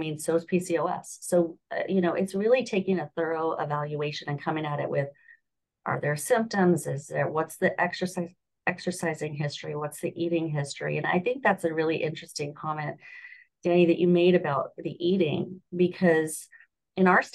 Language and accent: English; Southern California, United States; moved away as an adult; also born or lived in Los Angeles; now in Florida, United States; I grew up in Southern California